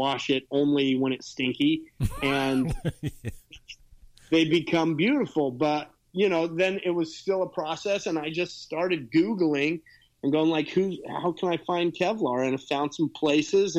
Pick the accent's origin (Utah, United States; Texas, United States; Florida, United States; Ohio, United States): Utah, United States; now in Los Angeles, United States; I grew up in Utah, started riding in Utah